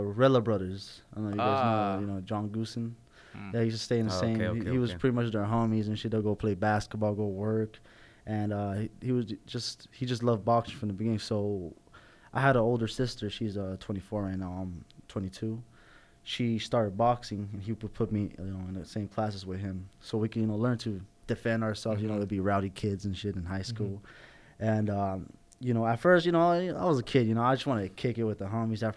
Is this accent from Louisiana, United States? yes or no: no; Los Angeles, California, United States; I grew up North Hollywood by way of Somar.